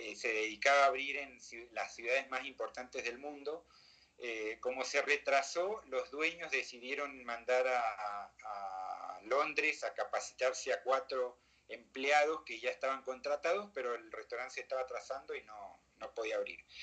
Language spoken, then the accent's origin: Spanish; Mendoza, Argentina; moved away as an adult; also born or lived in Acapulco, Mexico / Buenos Aires, Argentina; now in Mexico City, Mexico; me volví a Mendoza, mi tierra natal